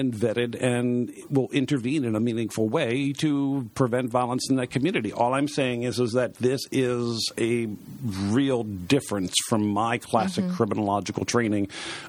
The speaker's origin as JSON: {"language": "English", "town": "Baltimore", "region": "Maryland", "country": "United States", "tie": "born or raised there", "said": "I was born and raised in Baltimore"}